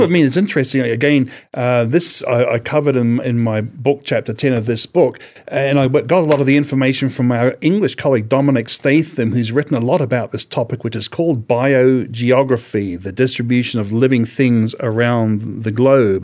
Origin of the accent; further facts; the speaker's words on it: Ararat, Victoria, Australia; I was born in Ararat in Australia